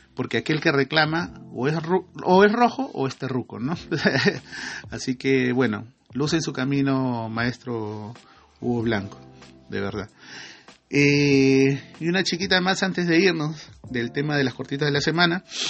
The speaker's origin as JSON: {"language": "Spanish", "town": "Iquitos", "region": "Loreto", "country": "Peru", "tie": "born or raised there", "said": "la provincia donde yo nací, en Iquitos, ¿no? En Loreto, perdón, la provincia de Mainas, en el distrito de Iquitos."}